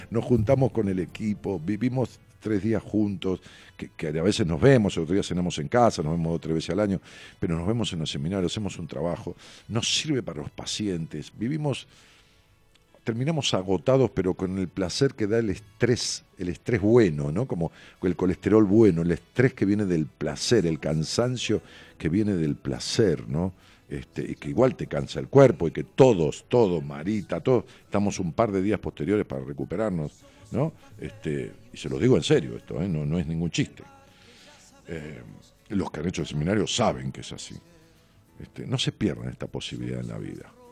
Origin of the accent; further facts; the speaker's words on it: Quitilipi, Chaco, Argentina; etapa de estudiante en Resistencia Chaco y después por el destino de circunstancia de la vida volví a mi ciudad natal que es Kitilipi Chaco